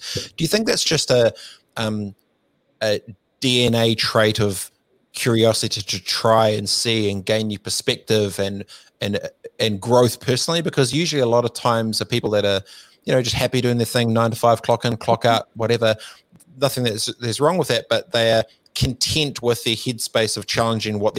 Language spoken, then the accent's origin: English; New Zealand; I'm from New Zealand